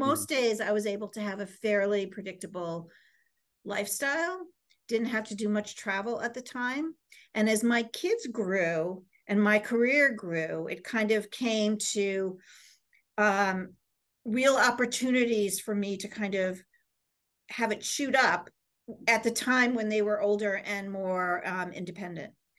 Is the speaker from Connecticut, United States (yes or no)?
yes; Easton, Connecticut, United States; I, um, was originally from, um, a c, small town in Connecticut called Easton, Connecticut, which is, um, part of the Bridgeport area.